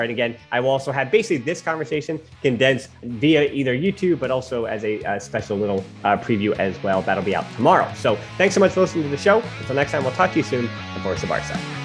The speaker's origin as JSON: {"language": "English", "country": "United States", "said": "as an American"}